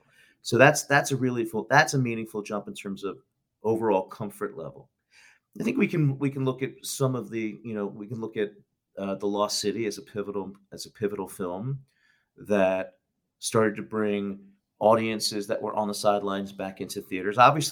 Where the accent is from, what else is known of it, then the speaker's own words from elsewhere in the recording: Philadelphia, Pennsylvania, United States; You know, I'm from Philadelphia.